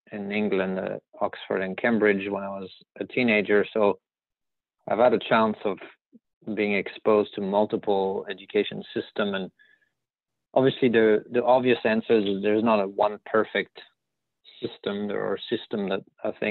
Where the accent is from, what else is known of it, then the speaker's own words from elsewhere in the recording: southeast France, France; English is a second language; moved away as an adult; also born or lived in Midwest, United States; now in United States; I'm a French native from a small town in the southeast of France.